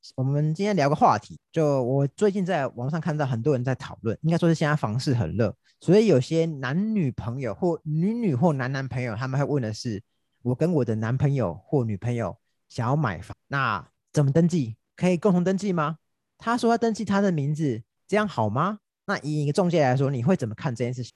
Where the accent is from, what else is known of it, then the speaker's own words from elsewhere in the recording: Taiwan; 因为大家以我们台湾人的情况来说，很少会这种把话讲那么明的情况。